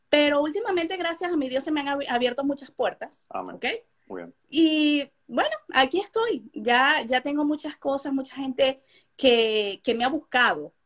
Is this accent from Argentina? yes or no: no; Venezuela; now in Indiana, United States; son venezolanos, somos venezolanos